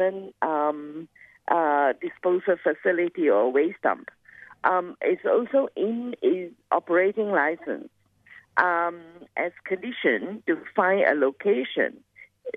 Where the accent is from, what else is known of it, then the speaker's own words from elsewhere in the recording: Kuantan, Pahang, Malaysia; now in Australia; not far from the city of Kuantan. And that's my hometown